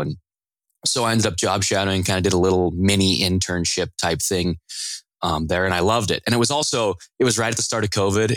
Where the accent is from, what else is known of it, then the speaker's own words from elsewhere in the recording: Riverton, Wyoming, United States; moved away as an adult; now in Michigan, United States; I grew up in a little town in the middle of Wyoming called Riverton, heart of the mountains and uh, the Rocky Mountains.